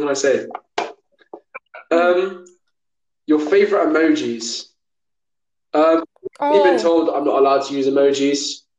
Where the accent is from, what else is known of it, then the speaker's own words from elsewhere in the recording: near Plymouth, South West England, United Kingdom; I'm kind of from Plymouth, but not really. I'm like half an hour away from Plymouth. So yeah, I'm not really from a city. I'm just from a village. I'm a country boy.